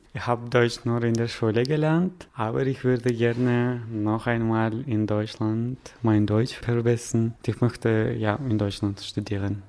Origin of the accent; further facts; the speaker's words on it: Kyrgyzstan; ich komme aus der Kirgisischen Republik.